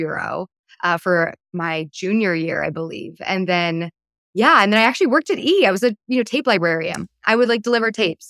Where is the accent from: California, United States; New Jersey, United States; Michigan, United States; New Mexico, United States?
California, United States; Palos Verdes; also born or lived in East Coast; So I'm from Palos Verdes, California, which is like a beautiful beach town on the southern tip of Los Angeles. And I'm originally from the East Coast, but really like my growing up was in PV